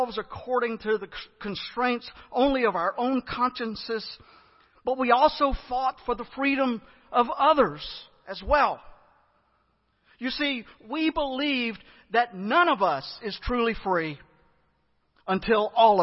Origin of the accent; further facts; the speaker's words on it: United States; I'm American